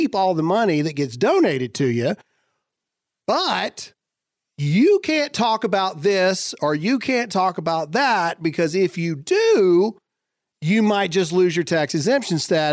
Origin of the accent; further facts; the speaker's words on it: United States; we're Americans.